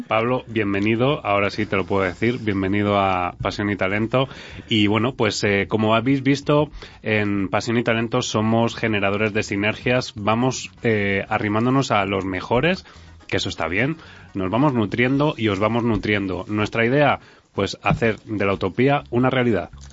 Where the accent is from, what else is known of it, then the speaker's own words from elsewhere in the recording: Spain; nosotros tenemos otras mejoras o otras cosas que hacemos muy bien, como españoles